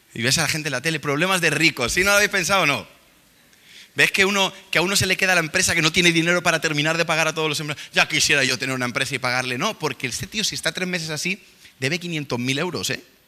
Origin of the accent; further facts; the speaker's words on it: Spain; nosotros venimos de aquí de España